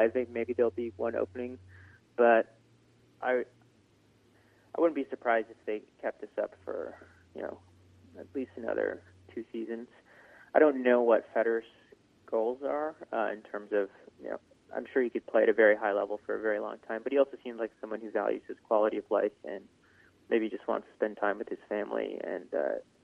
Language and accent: English; United States; being an American tennis fan